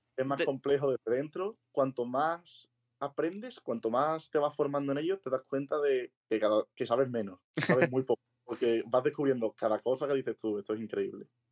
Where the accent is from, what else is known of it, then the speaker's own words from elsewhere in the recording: Seville, Andalusia, Spain; now in Madrid, Spain; soy de Sevilla, ahora estoy viviendo aquí en Madrid